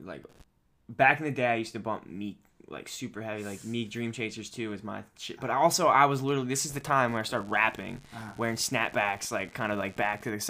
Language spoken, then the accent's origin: English; Baltimore, Maryland, United States; We grew up around Baltimore.